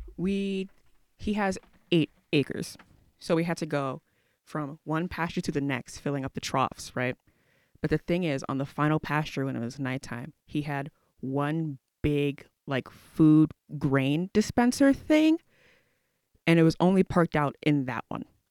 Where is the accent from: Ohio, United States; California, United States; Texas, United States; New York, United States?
Texas, United States; Houston; I'm from Houston, Texas